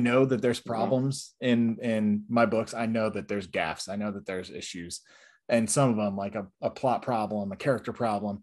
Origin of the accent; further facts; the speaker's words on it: right outside of Syracuse, New York, United States; I grew up right outside of Syracuse.